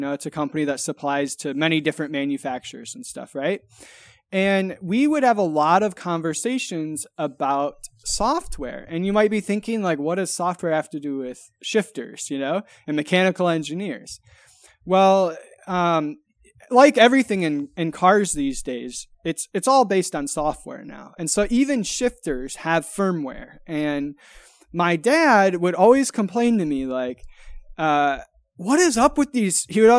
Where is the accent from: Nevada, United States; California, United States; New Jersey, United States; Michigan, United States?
Michigan, United States; So I grew up in West Michigan, and in West Michigan, you know, either everyone you know is either, you know, in the automotive industry